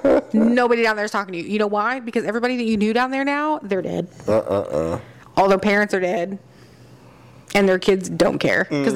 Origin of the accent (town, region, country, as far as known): Texas, United States